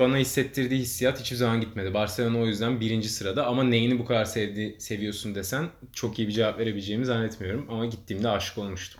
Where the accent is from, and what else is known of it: Turkey